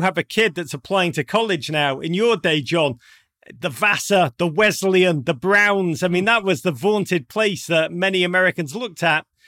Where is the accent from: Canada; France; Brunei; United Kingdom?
United Kingdom; Liverpool, North West England; accent: Scouse; moved away; growing up in Liverpool